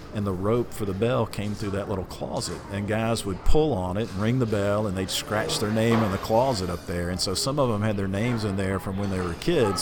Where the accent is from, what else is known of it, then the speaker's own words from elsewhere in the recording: Atlanta, Georgia, United States; also born or lived in Hartwell, Georgia; Grew up in Atlanta most of my life. Okay. I was born in Hartwell, Georgia, a little little town on the border coming toward South Carolina. But my dad moved there when I was about a year old uh, to Atlanta